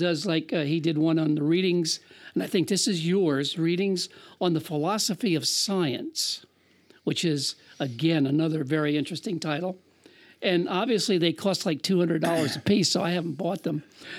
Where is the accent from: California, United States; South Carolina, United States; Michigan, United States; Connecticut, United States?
South Carolina, United States; And I was raised in South Carolina